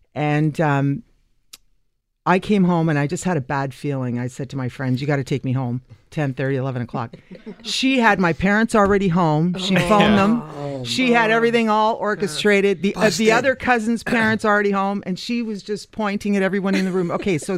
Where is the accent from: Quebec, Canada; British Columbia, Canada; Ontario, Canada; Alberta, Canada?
Ontario, Canada; Mississauga; we grew up in Mississauga, so everything of any kind of action was in Toronto.